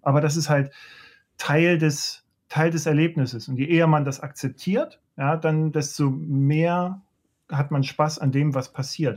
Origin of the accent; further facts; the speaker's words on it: Leipzig, Saxony, Germany; ich komme ja aus der, aus der DDR, ich bin Leipziger